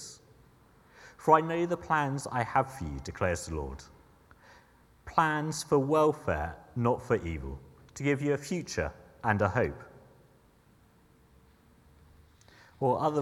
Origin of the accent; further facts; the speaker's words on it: Sussex, South East England, United Kingdom; moved away as an adult; now in Surrey, United Kingdom; And I'm originally from Sussex, so I'm adjusting to living in Surrey